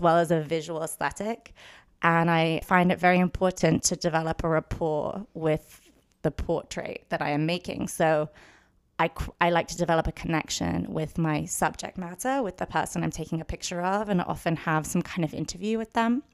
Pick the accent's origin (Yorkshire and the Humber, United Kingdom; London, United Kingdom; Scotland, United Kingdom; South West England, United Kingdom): London, United Kingdom; moved away as an adult; now in Los Angeles, United States; I did grow up in London my whole life. I went to school there, lived there until I was eighteen, and then moved to U C L A, moved to Los Angeles